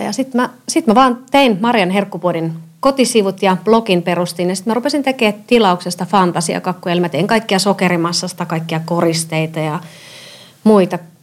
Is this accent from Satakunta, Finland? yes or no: no; Seinäjoki, South Ostrobothnia, Finland; moved away as an adult; also born or lived in Tampere / Helsinki / Vienna; now in Helsinki region, Finland; Mä oon Pohjanmaalta kotoisin